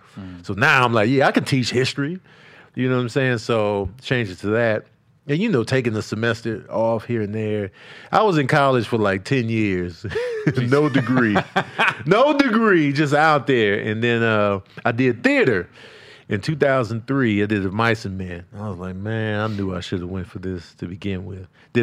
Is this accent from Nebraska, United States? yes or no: no; Chicago, Illinois, United States; also born or lived in New Mexico; now in Los Angeles, United States; I grew up in Chicago.